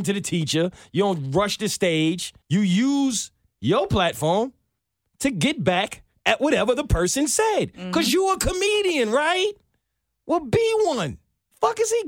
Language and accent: English; New York City, New York, United States; I'm from New York